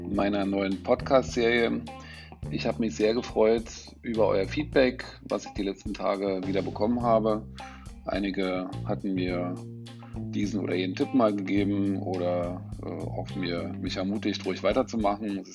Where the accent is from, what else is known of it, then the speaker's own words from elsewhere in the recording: Chemnitz, Saxony, Germany; er ist auch noch in meiner Heimatstadt Karl-Marx-Stadt geboren.